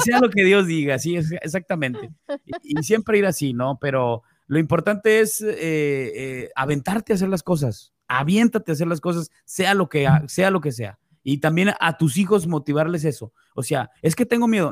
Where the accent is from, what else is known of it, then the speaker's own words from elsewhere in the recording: Mexico; como mexicanos